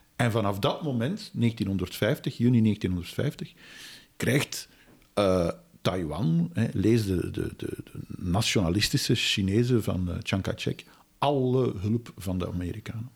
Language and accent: Dutch; Belgium; wij als Belgen